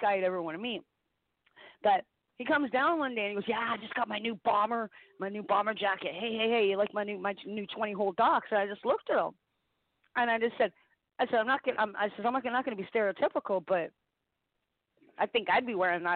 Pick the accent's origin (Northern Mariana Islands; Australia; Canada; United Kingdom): Canada; I'm Canadian